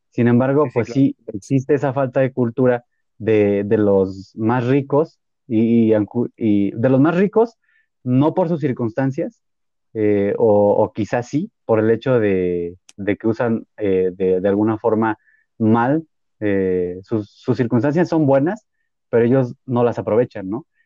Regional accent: Mexico; nosotros como mexicanos siempre vamos a sobresalir.

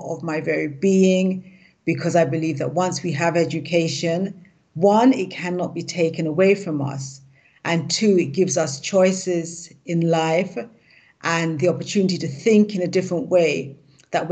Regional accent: London, United Kingdom; also born or lived in Jamaica (heritage); now in Ghana; I was born in London. My parents are from Jamaica, so I'm of Jamaican heritage. I'm currently in Ghana

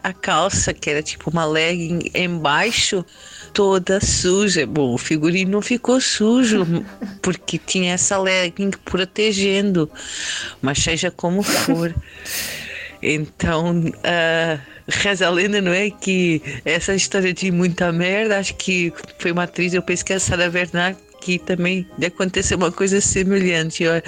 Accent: Lisbon, Portugal; moved away as an adult; now in Campinas, Brazil; Eu sou portuguesa, sou de Lisboa, de Portugal, e moro aqui no Brasil, mais propriamente em Barão Geraldo, em Campinas, estado de São Paulo, desde 2012

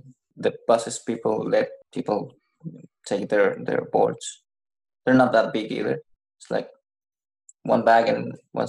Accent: Copiapó, Atacama, Chile; English is a second language; I'm from Copiapó. Copiapó is in the third region. It's like south of La Serena. It's not very well known. It's a valley.

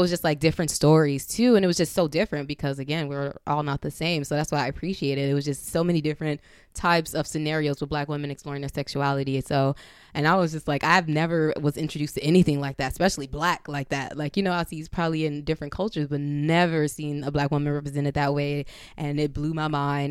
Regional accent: Compton, California, United States; I'm from Compton.

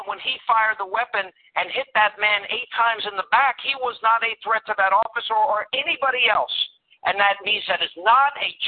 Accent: United States; we as American citizens

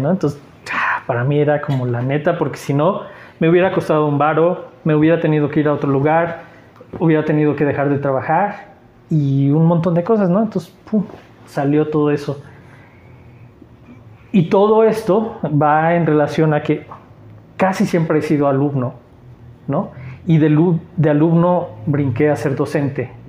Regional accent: Mexico City, Mexico; Eh, soy chilango, sí. Llegué con el INEGI.

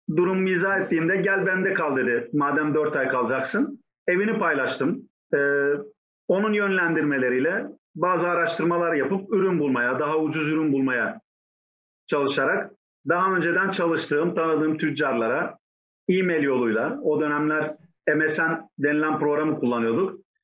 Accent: Antakya, Hatay, Turkey; moved away as an adult; also born or lived in Saudi Arabia / Yiwu, China; now in China; Hatay Antakya doğumluyum.

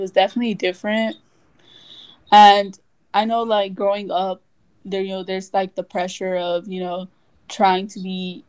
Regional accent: Los Angeles, California, United States; also born or lived in Littlerock, California; So I moved to Watts when, like, in fourth grade, so I must have been, like, 9 or 10 around there. But, like, I was originally from, like, I lived, like, in a small, like, town called, like, Little Rock. It's, like, near Lancaster.

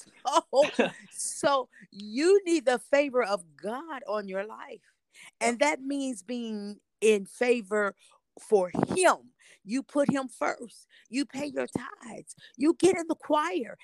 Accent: Indianapolis, Indiana, United States; now in Nashville, United States; I am originally from Indianapolis, Indiana, and I reside now in Nashville, Tennessee

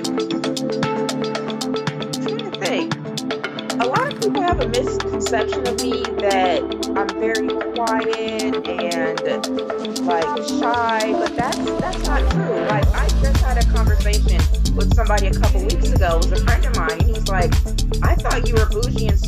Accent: Pennsylvania, United States; now in Thomasville, Georgia, United States; I grew up in Pennsylvania, so that's why I do not have a southern accent.

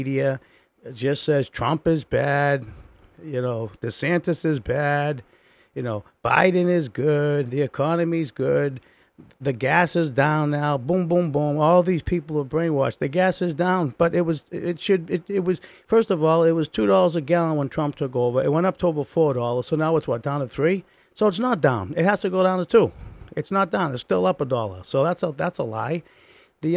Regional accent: Boston, Massachusetts, United States; I was from the Boston area

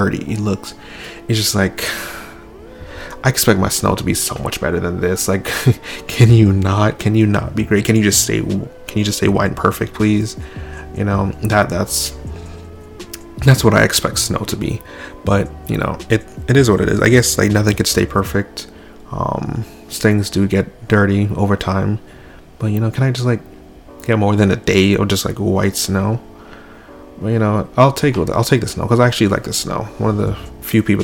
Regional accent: Toronto, Ontario, Canada; growing up in Toronto

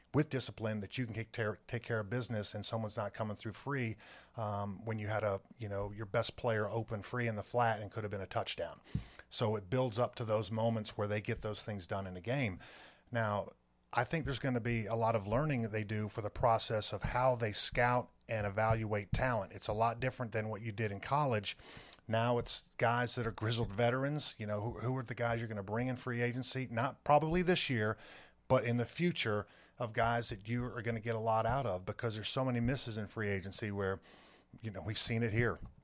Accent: North Carolina, United States; moved away; for me to come back to my home state

